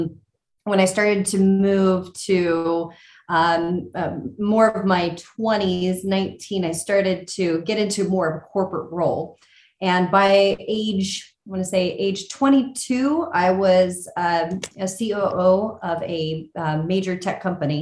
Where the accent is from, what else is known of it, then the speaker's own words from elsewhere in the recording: California, United States; I grew up in California